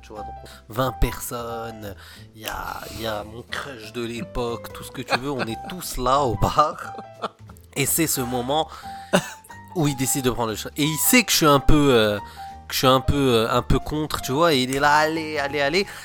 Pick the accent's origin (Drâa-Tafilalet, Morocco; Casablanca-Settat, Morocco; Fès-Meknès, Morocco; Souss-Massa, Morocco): Casablanca-Settat, Morocco; Casablanca; moved away; j'ai grandi au Maroc, donc à l'époque, on était à Casablanca.